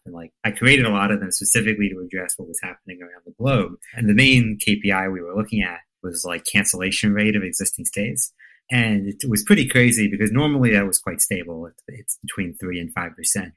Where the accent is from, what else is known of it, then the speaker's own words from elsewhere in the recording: United States; also born or lived in suburb near Baltimore; I grew up in a farmland close to the Pennsylvania Maryland border